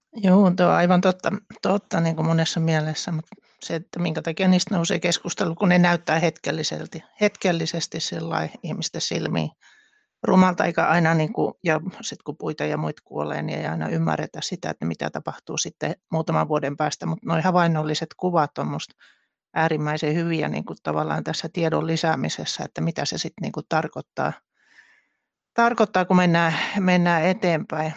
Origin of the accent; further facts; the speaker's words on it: northern Finland, Finland; moved away as an adult; mä oon tuolta pohjoisesta kotoisin